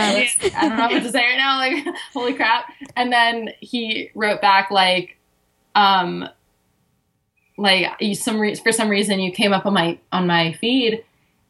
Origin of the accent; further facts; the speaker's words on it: Miami, Florida, United States; moved away as an adult; also born or lived in Los Angeles, United States; now in Sydney, Australia; I grew up in Miami, Florida